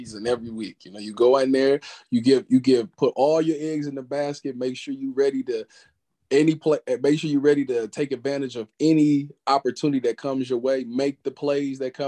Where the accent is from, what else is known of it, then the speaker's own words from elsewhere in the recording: Cleveland, Ohio, United States; I was from Cleveland